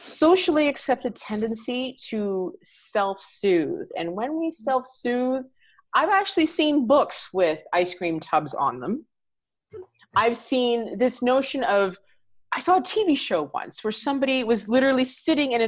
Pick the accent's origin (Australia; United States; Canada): Canada; being Canadian